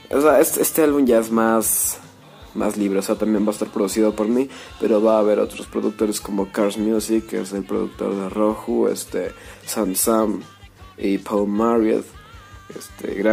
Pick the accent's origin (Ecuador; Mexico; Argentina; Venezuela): Ecuador; also born or lived in Merate, Italy; yo nací en las lejanas tierras de Italia, Merate, este, sí, en Italia, Merate. Este, y me vine aquí a Ecuador cuando, cuando recién era un baby, así que pues básicamente soy ecuatoriano